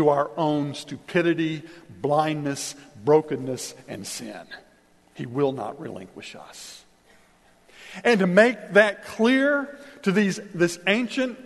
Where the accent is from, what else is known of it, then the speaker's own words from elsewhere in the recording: Kansas, United States; I grew up in Kansas